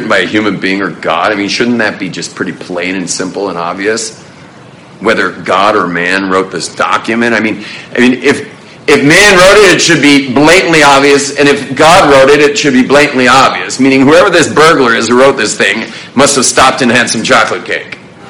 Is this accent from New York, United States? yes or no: no; Los Angeles, California, United States; born or raised there; now in Jerusalem, Israel